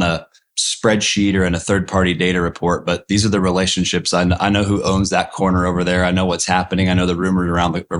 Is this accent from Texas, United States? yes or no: yes; Austin, Texas, United States; born or raised there